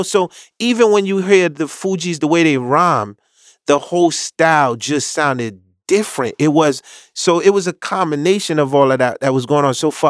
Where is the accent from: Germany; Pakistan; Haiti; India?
Haiti; The once again, I came from Haiti.